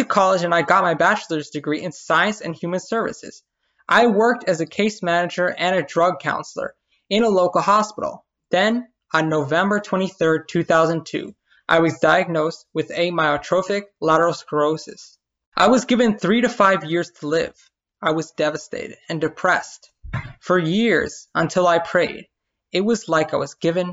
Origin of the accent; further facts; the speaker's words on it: New York City, New York, United States; I'm Puerto Rican born and raised in Brooklyn, New York